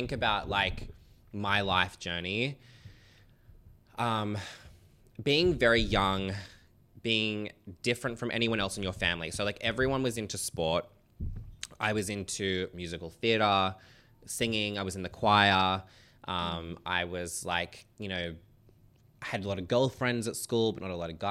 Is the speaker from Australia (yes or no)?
yes; Sydney, Central Coast, New South Wales, Australia; now in Sydney, Australia; We moved to a bigger home in Carrion, which is like down near the coast, from Sydney, because I was born in Royal North Shore